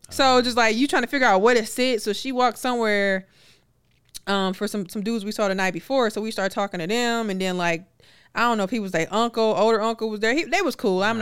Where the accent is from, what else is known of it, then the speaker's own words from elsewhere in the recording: Milwaukee, Wisconsin, United States; I'm from Milwaukee.